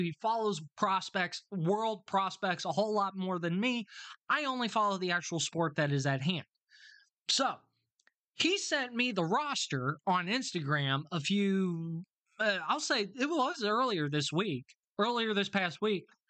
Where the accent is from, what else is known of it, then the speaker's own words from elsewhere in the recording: United States; me as an American